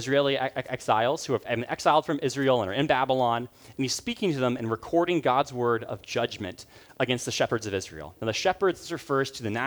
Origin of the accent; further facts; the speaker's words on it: Uganda; moved away; So where I grew up in Uganda